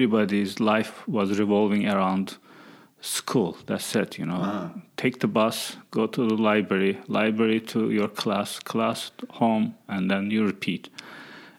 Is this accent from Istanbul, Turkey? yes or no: no; Erzurum, Turkey; moved away as an adult; also born or lived in Colorado / Syracuse / Florida; now in United States; I was born and raised in Turkey, and I got my undergraduate degree in sociology in my hometown, Erzurum, which is the east side of Turkey